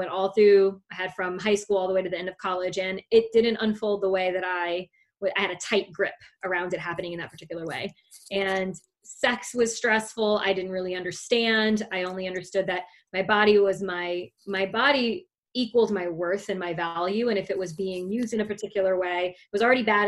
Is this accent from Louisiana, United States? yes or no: yes; South Louisiana, United States; I'm from South Louisiana